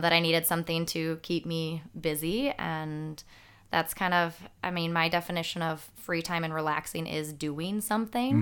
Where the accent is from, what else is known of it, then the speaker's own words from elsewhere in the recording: Franklin, Wisconsin, United States; born and raised here in Franklin. Uh, been here my whole life